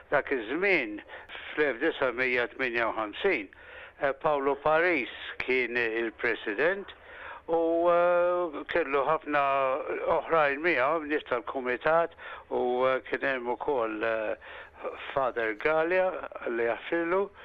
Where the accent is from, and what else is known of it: Malta; moved away